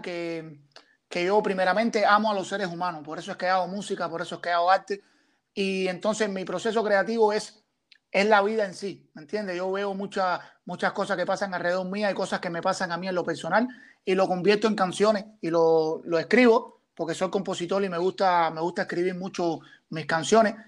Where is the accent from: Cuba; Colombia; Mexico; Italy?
Cuba; Matanzas; now in Toronto, Canada; soy un artista cubano que viene de la provincia de Matanza